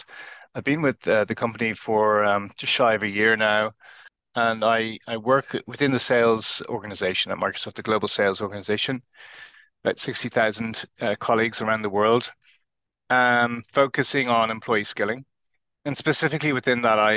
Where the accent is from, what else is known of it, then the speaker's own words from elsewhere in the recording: Ireland; now in Cambridge, United Kingdom; I'm originally from Ireland, now based in the UK, and I'm talking to you today from Cambridge.